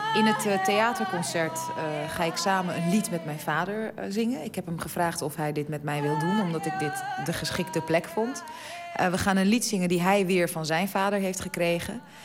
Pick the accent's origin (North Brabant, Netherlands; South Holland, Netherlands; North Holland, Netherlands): North Holland, Netherlands; Amsterdam; ik ben gewoon geboren in Amsterdam. En ik voel me ook zeker echt een, een Amsterdamse